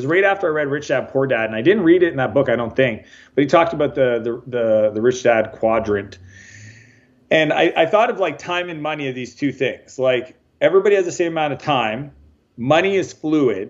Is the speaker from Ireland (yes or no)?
no; Canada; moved away as an adult; also born or lived in San Francisco, United States; So I'm Canadian, but I left home when I was 21. Spent a lot of time in the U.S. down in San Francisco